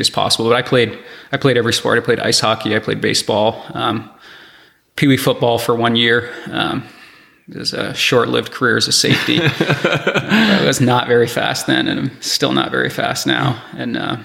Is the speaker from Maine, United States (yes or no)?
yes; Belfast, Maine, United States; I grew up in a small town named Belfast